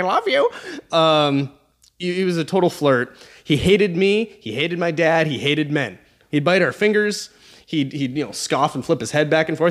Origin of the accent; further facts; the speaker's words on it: Alaska, United States; I'm from Alaska